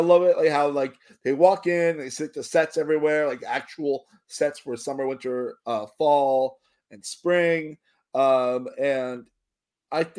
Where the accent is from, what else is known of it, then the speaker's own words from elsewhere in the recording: Miami, Florida, United States; I am from Florida, as I mentioned many times. I am from Miami